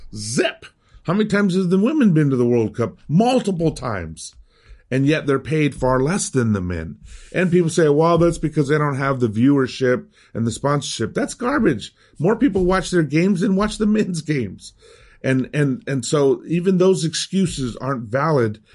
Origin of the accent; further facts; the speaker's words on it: United States; accent: American; first language Spanish; English is a second language; also born or lived in Miami; my American accent when I speak Spanish